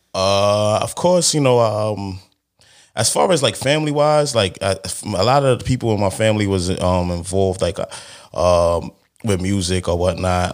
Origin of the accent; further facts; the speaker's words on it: New York City, New York, United States; I'm from Brooklyn, obviously, you know what I'm saying? From Brooklyn, you know the vibes. But, um, from Crown